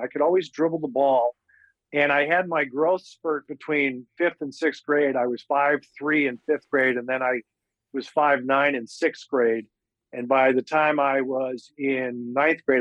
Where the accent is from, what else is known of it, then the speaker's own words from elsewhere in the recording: Hastings, Minnesota, United States; when I was growing up in Hastings